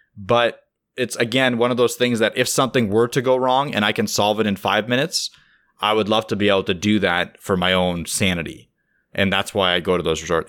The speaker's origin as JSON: {"language": "English", "country": "Russia", "moved": "yes", "lives_now": "Canada", "said": "My, my wife is from Russia, I'm from Russia."}